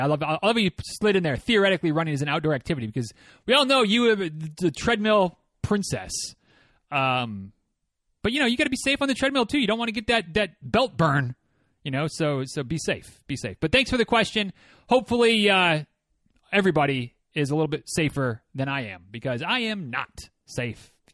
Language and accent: English; Michigan, United States; moved away as an adult; also born or lived in Florida; growing up in Michigan